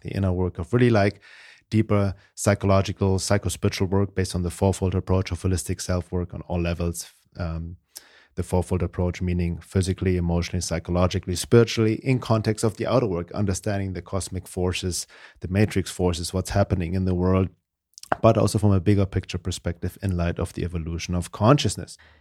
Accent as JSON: {"language": "English", "country": "Germany", "second_language": "English", "moved": "as an adult", "lives_now": "United States", "said": "originally from Germany. I guess my accent gives it away, but I've been living in the U S for almost thirty years now."}